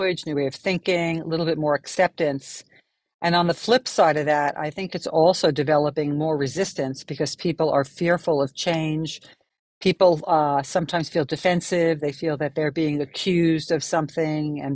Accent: New York City, New York, United States; accent: New Yorker; I'm from New York City, and that's where I'm recording from today.

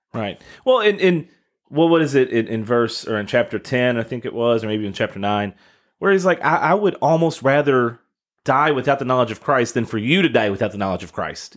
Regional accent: Kentucky, United States; now in Southern Indiana, United States; my home state, the city of Mayfield, Kentucky

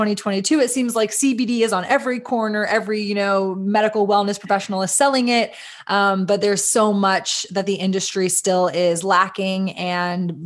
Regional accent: Austin, Texas, United States; We are based in Austin, Texas, which is my hometown

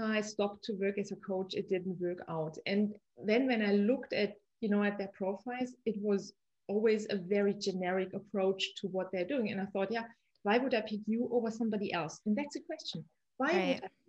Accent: Munich, Bavaria, Germany; I'm from Munich

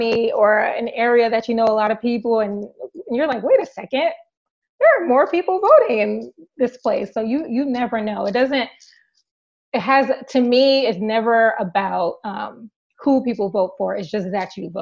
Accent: New Jersey, United States; also born or lived in Washington, D.C.; I was born and raised in New Jersey

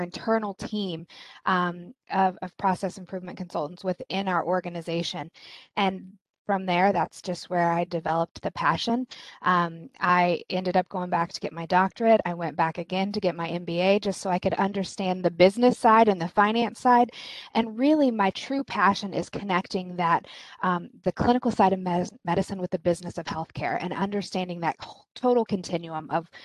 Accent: Kansas, United States; now in East Coast, United States; I'm originally from Kansas.

